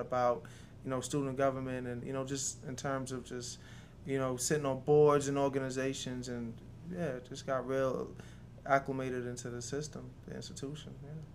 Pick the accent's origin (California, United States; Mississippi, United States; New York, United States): New York, United States; New York City; also born or lived in Jamaica; now in Georgia, United States; Originally, I'm from uh, Jamaica, but I grew up in New York City. Yeah, I spent most of my years in New York City